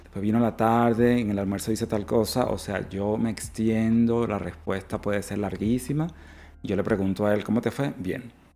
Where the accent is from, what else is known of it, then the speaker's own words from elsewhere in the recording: Venezuela; moved away as an adult; now in Australia; yo soy venezolano, mis primeras parejas fueron venezolanos, pero luego emigré